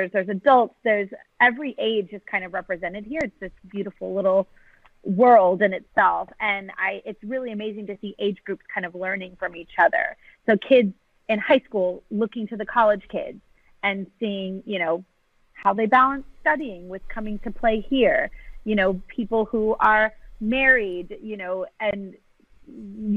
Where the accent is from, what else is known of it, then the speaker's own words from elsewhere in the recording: San Antonio, Texas, United States; I grew up in San Antonio